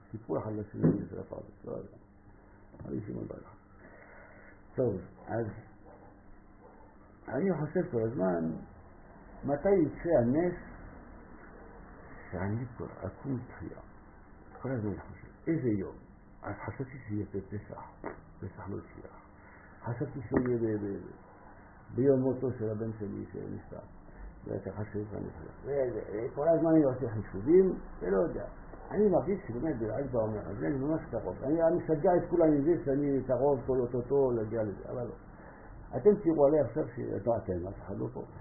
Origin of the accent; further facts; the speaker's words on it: France; Hebrew is a second language; moved away; אני צרפתי